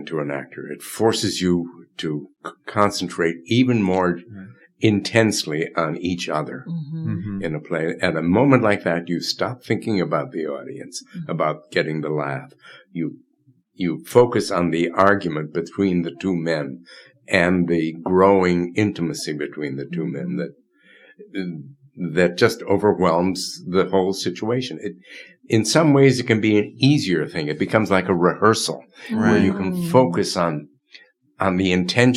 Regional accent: Chicago, Illinois, United States; also born or lived in Madison, Wisconsin; I was raised in Chicago. I went to high school and grammar school in Chicago, Von Steuben High School in Albany Park

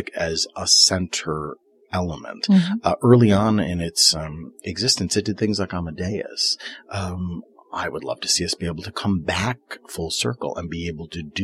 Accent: Chicago, Illinois, United States; I was born and raised in Chicago.

